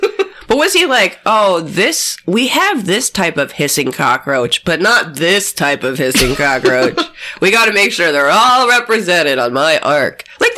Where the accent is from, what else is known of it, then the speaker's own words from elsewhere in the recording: Wheaton, Illinois, United States; In my hometown of Wheaton, Illinois